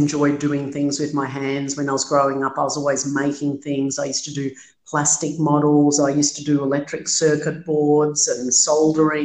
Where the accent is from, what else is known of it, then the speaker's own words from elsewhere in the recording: Melbourne, Victoria, Australia; I was born in Melbourne. I grew up in Melbourne.